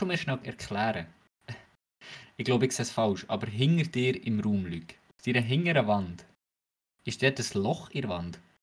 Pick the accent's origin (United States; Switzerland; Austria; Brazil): Switzerland